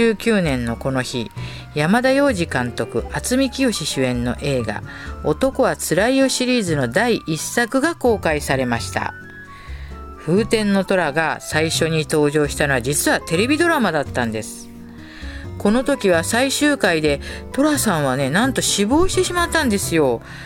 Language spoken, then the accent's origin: Japanese; Tokyo, Japan; 下町でね生まれ育ちました